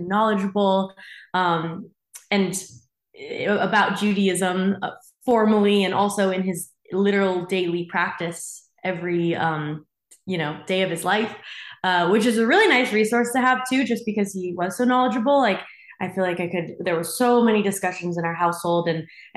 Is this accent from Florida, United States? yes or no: no; Monterey, California, United States; now in Los Angeles, United States; I grew up in a really small Jewish community, like in Monterey, where I'm from